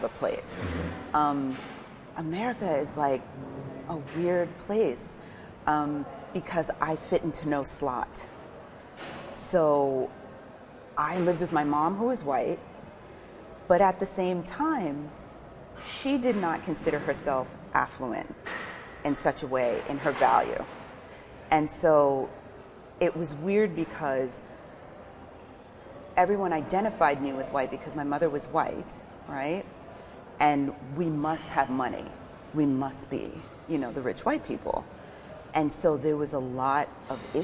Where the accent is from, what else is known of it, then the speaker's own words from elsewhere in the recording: New York City, New York, United States; accent: New York; moved away as an adult; now in Portugal; Growing up in New York